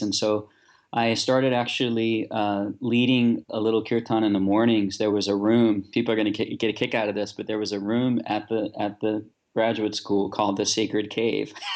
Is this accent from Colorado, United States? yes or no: no; New Orleans, Louisiana, United States; I grew up in New Orleans, uh, born and raised here